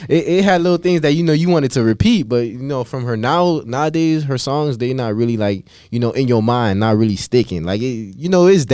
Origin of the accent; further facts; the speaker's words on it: Florida, United States; I'm from Florida, like, we from Florida